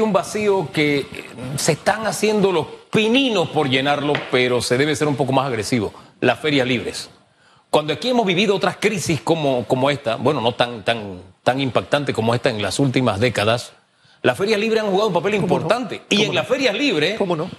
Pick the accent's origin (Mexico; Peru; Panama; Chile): Panama